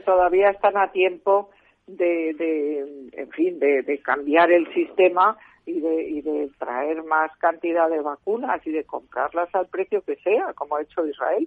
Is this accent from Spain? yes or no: yes; Community of Madrid, Spain; somos casi siete millones los madrileños